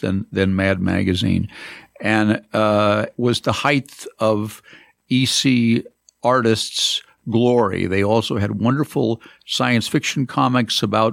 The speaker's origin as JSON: {"language": "English", "region": "downstate Illinois", "country": "United States", "also_born_or_lived": "Madison", "said": "a Midwesterner from downstate Illinois"}